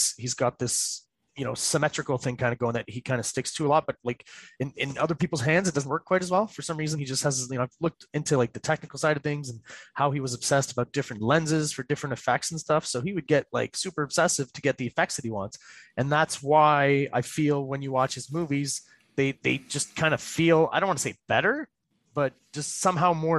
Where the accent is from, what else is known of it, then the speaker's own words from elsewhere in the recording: Quebec, Canada; I'm from Quebec and it's a French province